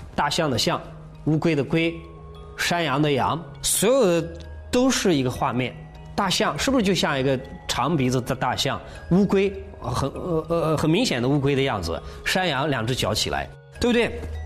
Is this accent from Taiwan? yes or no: no; China